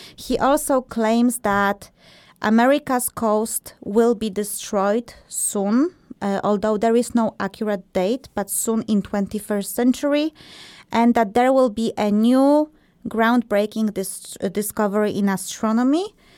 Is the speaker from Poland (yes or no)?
yes; Poland; moved away; Marta and I, we are from Poland originally